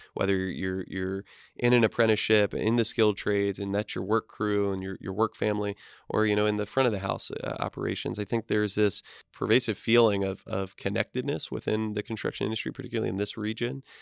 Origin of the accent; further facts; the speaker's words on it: East Coast, United States; moved away; I'm from the East Coast originally